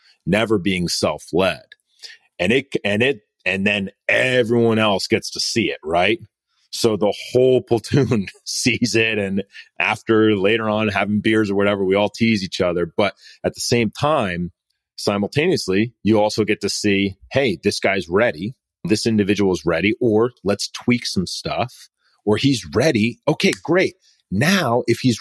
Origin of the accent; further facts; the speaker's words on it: United States; we live in America, right? We were born, I was born here.